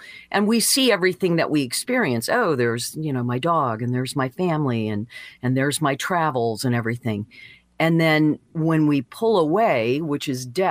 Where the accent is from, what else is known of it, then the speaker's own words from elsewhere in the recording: Deckerville, Michigan, United States; moved away; also born or lived in San Diego / Santa Barbara; my little hometown, like, oh, you know, there's 25 churches in this town of 500 people, you know, in Deckerville, Michigan